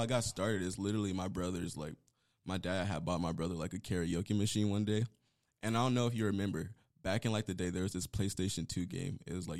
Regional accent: Palmdale, California, United States; now in Las Vegas, United States; as you guys heard. I'm originally from Palmdale, California. I lived everywhere.

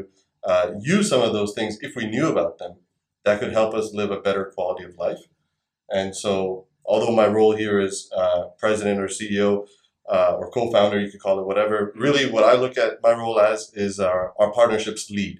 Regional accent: Canada; also born or lived in India; I moved to Canada from India when I was 7 years old

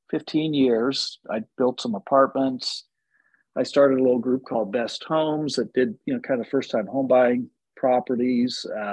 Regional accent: Indianapolis, Indiana, United States; also born or lived in Chicago; I grew up here in Indianapolis on the north side, went to a big public high school, North Central High School, went down to IU, got a finance degree, stayed down there, got a law degree.

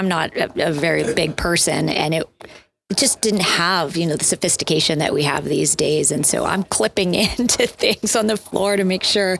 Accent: Erie, Pennsylvania, United States; moved away as an adult; also born or lived in Colorado; I grew up in Erie, McConnell's Mills, you know, some great climbs here in the area. And then I moved out to Colorado after college

